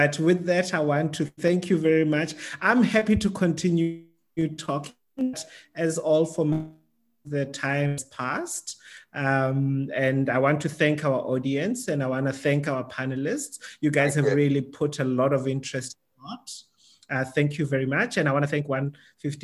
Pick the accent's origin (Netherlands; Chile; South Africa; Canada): South Africa; as a South African